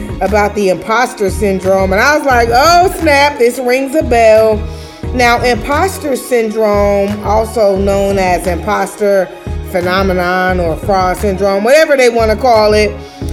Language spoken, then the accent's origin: English; Chicago, Illinois, United States; now in Atlanta, United States; I'm from Chicago. I live in Atlanta. You know, I'm a cool chick from the South Side.